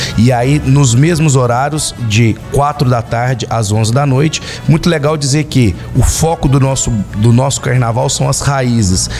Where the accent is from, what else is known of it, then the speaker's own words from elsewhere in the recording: Lavras, Minas Gerais, Brazil; também pulei bastante carnaval em Lavras na minha infância, na minha adolescência